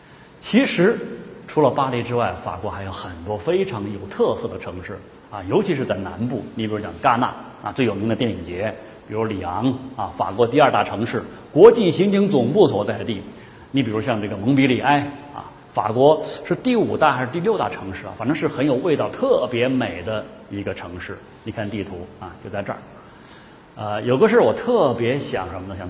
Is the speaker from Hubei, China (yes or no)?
no; Chengdu, Sichuan, China; 作为成都人